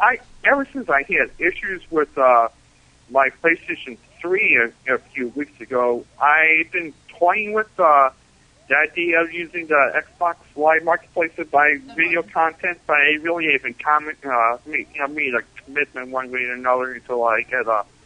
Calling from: Buffalo, New York, United States; I'm calling for Buffalo.

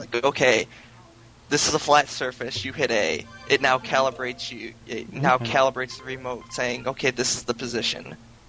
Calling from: Detroit, Michigan, United States; from Detroit, Michigan.

